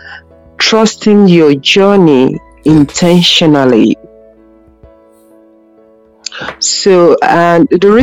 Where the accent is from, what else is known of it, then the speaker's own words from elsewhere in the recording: Nigeria; moved away as an adult; now in Ireland; when I came here as a Nigerian in Ireland